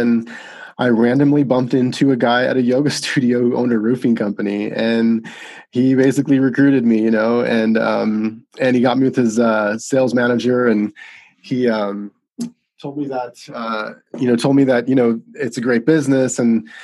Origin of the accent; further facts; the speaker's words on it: Las Vegas, Nevada, United States; moved away as an adult; also born or lived in Arizona; I was born and raised in Las Vegas, Nevada